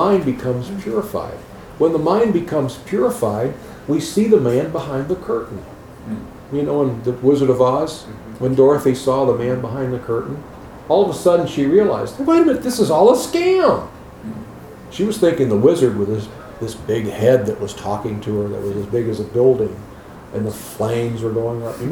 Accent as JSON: {"language": "English", "town": "Chicago", "region": "Illinois", "country": "United States", "tie": "born or raised there", "said": "I grew up in Chicago, watching the Cubs or Sox games."}